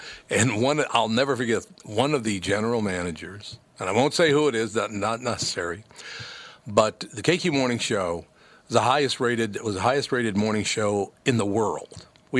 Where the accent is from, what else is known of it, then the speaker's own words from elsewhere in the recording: Minnesota, United States; I was born and raised in Minnesota. I love Minnesota.